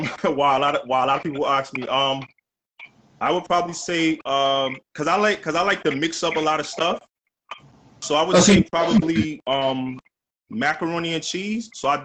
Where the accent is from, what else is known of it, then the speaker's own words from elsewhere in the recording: New York City, New York, United States; I'm from the Lower East Side. I'm a licensed chef, about 20 years.